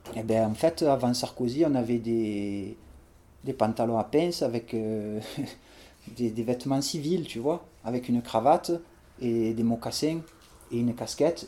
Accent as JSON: {"language": "French", "town": "Marseille", "region": "Provence-Alpes-Côte d'Azur", "country": "France", "tie": "born or raised there", "said": "j'ai grandi à La Rose"}